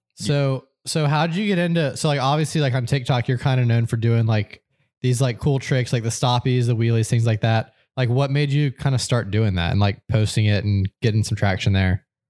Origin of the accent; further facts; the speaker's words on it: Georgia, United States; moved away; I grew up down in Georgia and my par-, parents still live there